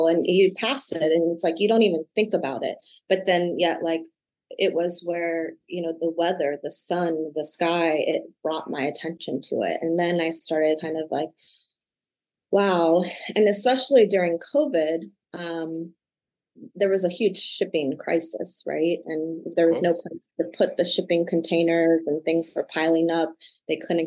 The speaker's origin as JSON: {"language": "English", "town": "Michigan City", "region": "Indiana", "country": "United States", "tie": "born or raised there", "also_born_or_lived": "Cincinnati, Ohio", "moved": "yes", "said": "I was born in Michigan City, Indiana, which is an hour outside of Chicago."}